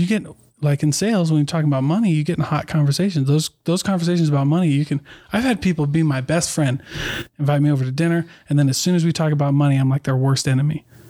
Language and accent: English; Iowa, United States; also born or lived in Oregon / New Mexico / Midwest; now in Utah, United States; I'm from Iowa.